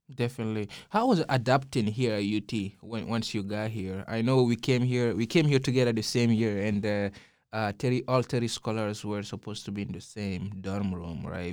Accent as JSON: {"language": "English", "country": "Guinea", "tie": "born or raised there", "moved": "yes", "lives_now": "Austin, United States", "said": "growing up in Guinea, I grew up seeing my father as a doctor"}